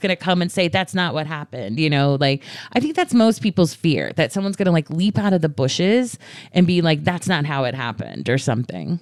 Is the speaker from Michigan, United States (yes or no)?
no; Atlanta, Georgia, United States; I'm from Atlanta